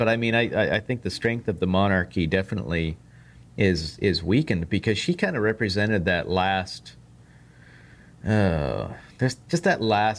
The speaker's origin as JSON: {"language": "English", "country": "United States", "said": "Yeah, I'm an American."}